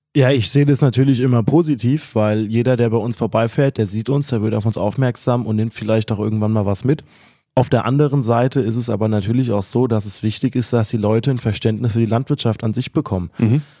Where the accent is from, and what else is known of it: Friedberg, Hesse, Germany